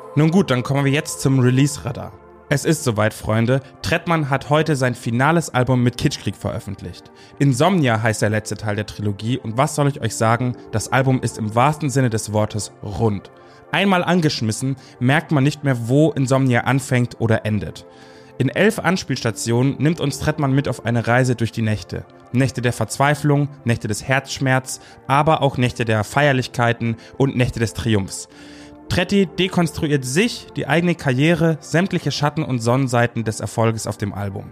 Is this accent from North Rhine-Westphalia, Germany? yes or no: no; Bavaria, Germany; ich als Bayer